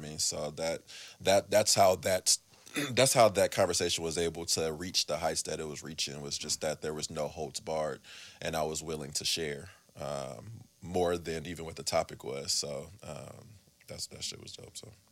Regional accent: Oakland, California, United States; I'm from the East

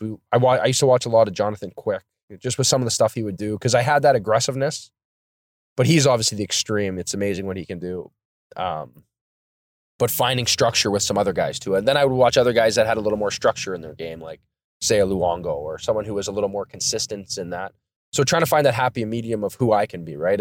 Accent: Thunder Bay, Ontario, Canada; I grew up in Thunder Bay, Ontario, so it's pretty much snow

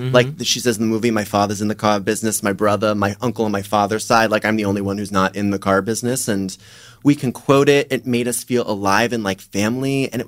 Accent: Miami, Florida, United States; now in Los Angeles, United States; my family, we're from Florida, I'm from Miami, but we're Brooklyn Jews

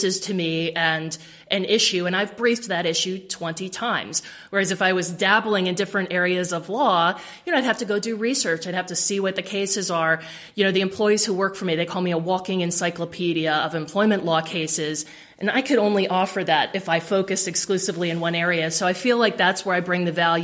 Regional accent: Severna Park, Maryland, United States; I grew up in Severna Park. I graduated from Severna Park High School

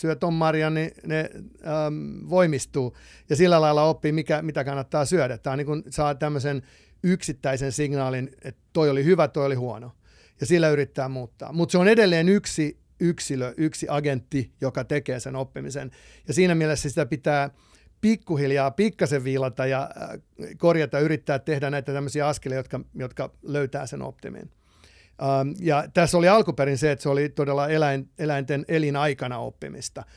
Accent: Finland; moved away as an adult; also born or lived in Los Angeles, United States / Texas, United States / Palo Alto, United States; now in United States; mä oon lähtöisin tietysti Suomesta

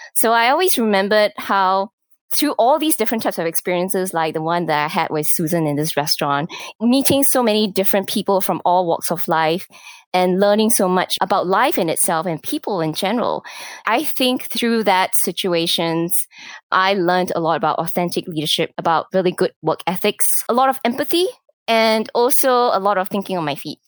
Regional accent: Singapore; moved away as an adult; also born or lived in Japan / Hong Kong / Malaysia / United States; I, was born and raised in Singapore

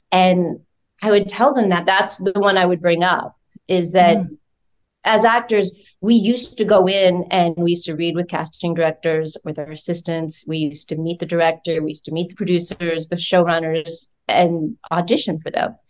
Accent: Georgia, United States; moved away; I'm from Georgia

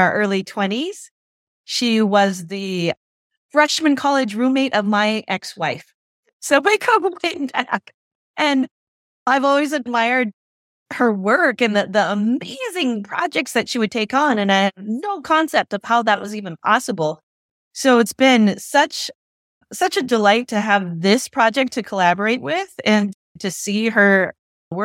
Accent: North Dakota, United States; moved away as an adult; also born or lived in Korea; now in Minneapolis–St. Paul, United States; I'm a Korean adoptee, and I grew up in North Dakota

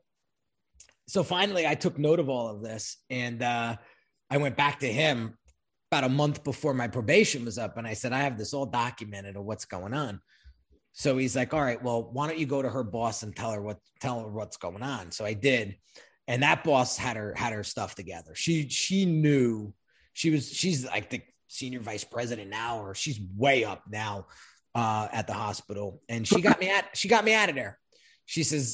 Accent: Long Branch, New Jersey, United States; also born or lived in Red Bank, New Jersey / Middletown, New Jersey; now in Sparta, United States; most of my childhood, I was raised in Long Branch, New Jersey

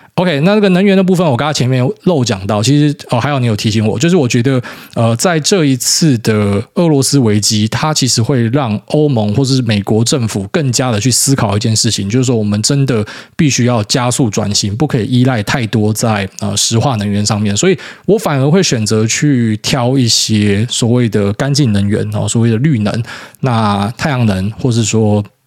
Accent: Miaoli County, Taiwan; 我是苗栗人，那我们家也烧过山

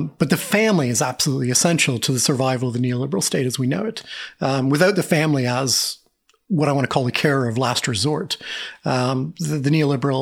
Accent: Canada; moved away as an adult; I'm a Canadian in a foreign country

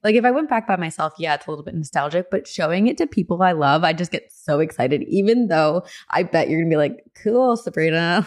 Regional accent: near New Brunswick, New Jersey, United States; moved away; New Brunswick, New Jersey, my old neck of the woods, kind of near my hometown

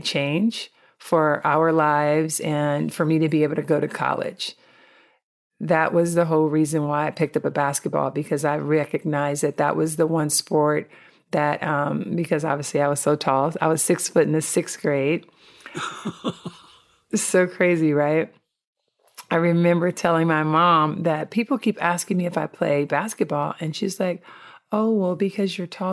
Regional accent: Compton, California, United States; I grew up in Compton, California, which is the inner city of Southern California

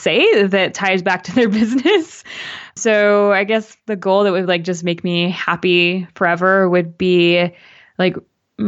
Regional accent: Canada; my mom's Canadian, I'm Canadian

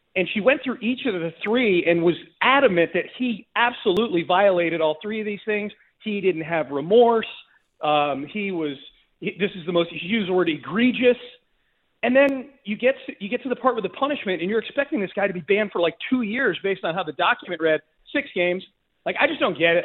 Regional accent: Hartford, Connecticut, United States; I grew up right outside of Hartford.

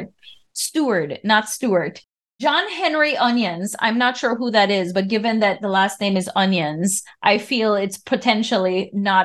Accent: Belize; In Belize, we use the word shilling

